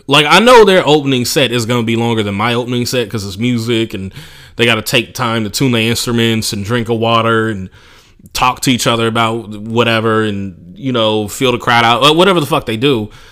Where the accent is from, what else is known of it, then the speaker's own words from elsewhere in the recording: Oakland, California, United States; just growing up in Oakland